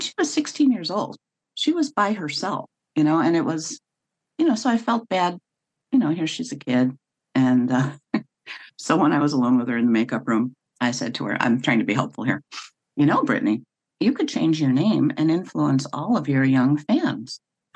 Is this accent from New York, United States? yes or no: yes; North Tonawanda, New York, United States; also born or lived in Buffalo; well, North Tonawanda.